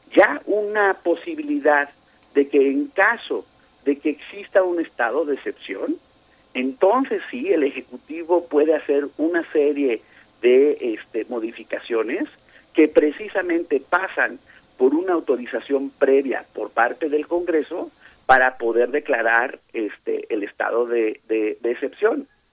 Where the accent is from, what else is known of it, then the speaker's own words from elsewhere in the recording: Mexico; la pagamos los mexicanos.